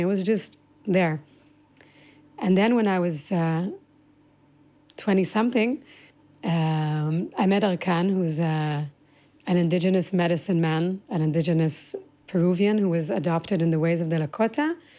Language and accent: English; Omer, Southern District, Israel; also born or lived in United States / Singapore; I came to Israel when I was six through, I was born in the States, through Singapore, came to Israel. But that landscape of which I grew up was, uh, the Negev